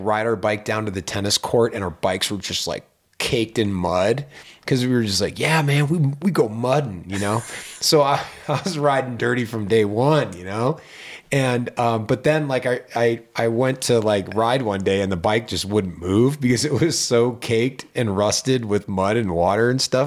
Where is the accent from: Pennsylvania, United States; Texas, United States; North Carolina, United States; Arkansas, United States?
Pennsylvania, United States; Pittsburgh; now in Lake Tahoe, United States; when I grew up in Pittsburgh, Pennsylvania